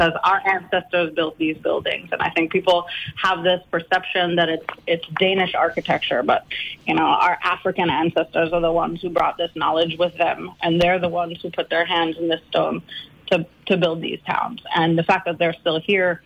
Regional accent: U.S. Virgin Islands; moved away as an adult; also born or lived in Georgia / Virginia; I'm born and raised on St. Croix. I'm a ninth generation Cruzan

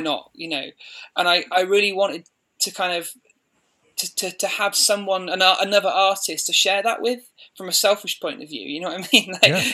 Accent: Midlands, United Kingdom; moved away as an adult; now in Banbury, United Kingdom; I grew up in the Midlands

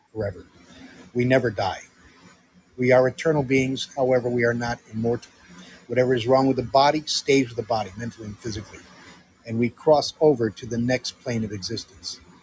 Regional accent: Netherlands; moved away as an adult; also born or lived in Connecticut, United States / California, United States; And I grew up in the Netherlands. Uh, I went to high school there in 1969 to 1973.

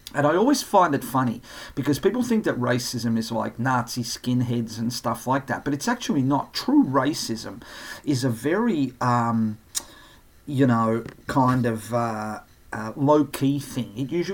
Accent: Australia; accent: ocker; I wasn't born in Australia. I was born in Europe. But a lot of people think that I was born here because I talk a bit ocker.

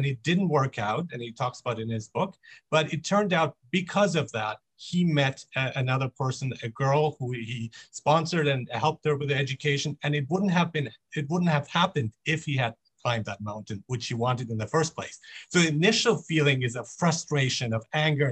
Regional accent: Iran; moved away; also born or lived in Mexico; I am from Iran. I was born in Iran.

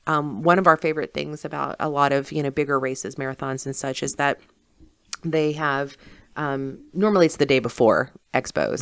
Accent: South Berkeley County, West Virginia, United States; I'm from South Berkeley, you know. So I graduated from Musselman

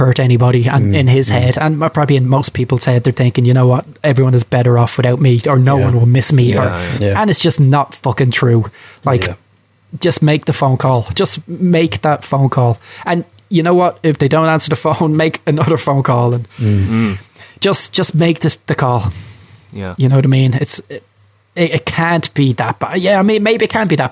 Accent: Ireland; And I'm Irish. I'm Irish

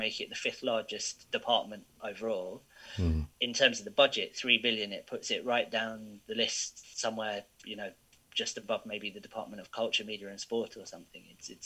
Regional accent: United Kingdom; I was born here. I'm a British citizen

